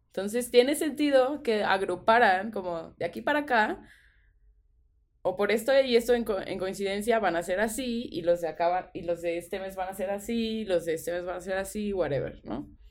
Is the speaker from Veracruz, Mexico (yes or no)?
yes; Veracruz, Mexico; Yo también nací, yo nací en el San Francisco